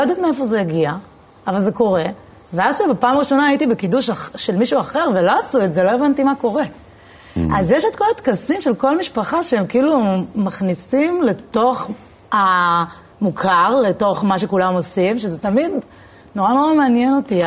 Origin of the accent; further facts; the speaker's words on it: Jerusalem, Jerusalem District, Israel; moved away as an adult; now in Tel Aviv, Israel; אני, אני מאוד ירושלמית